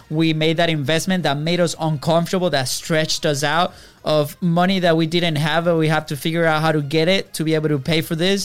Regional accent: Venezuela; moved away; we're coming from Venezuela

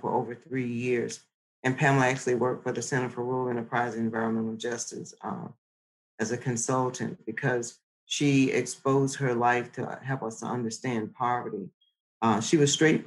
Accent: Lowndes County, Alabama, United States; I'm from Lowndes County, Alabama, and it's one of those communities where almost everybody's related

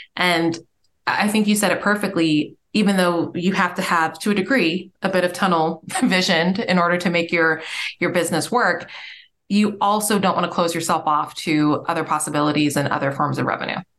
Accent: Nigeria; I'm Nigerian

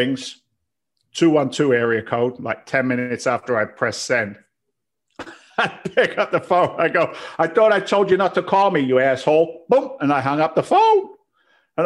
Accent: London, United Kingdom; now in United States; I'm from London. Now I'm a firefighter

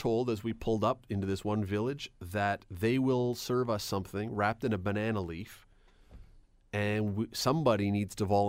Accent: Toronto, Ontario, Canada; I grew up in Toronto, and when I was very young, my parents, every Sunday after church, we'd go downtown

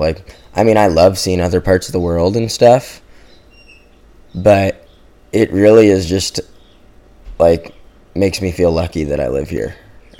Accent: Hawaii, United States; Growing up in Hawaii, like, all the guys before us, that was the formula, you know?

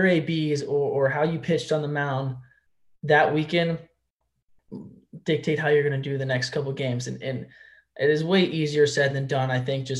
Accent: Houston, Texas, United States; I was from Houston.

